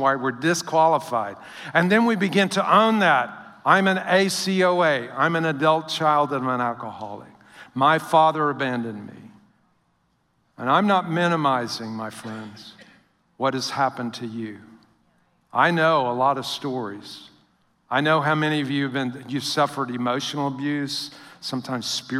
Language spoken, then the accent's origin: English; Northwest Louisiana, United States; moved away; also born or lived in Midwest; I was raised in Northwest Louisiana.